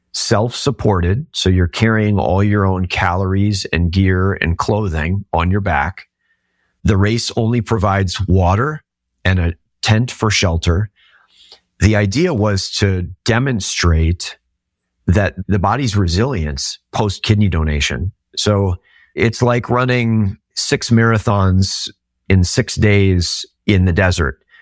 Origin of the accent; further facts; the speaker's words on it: Minnesota, United States; I'm from Minnesota.